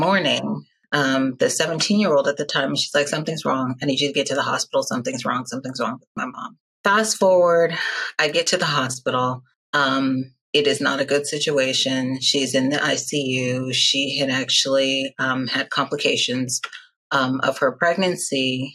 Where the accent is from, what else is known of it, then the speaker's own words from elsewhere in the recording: Nigeria; I'm Nigerian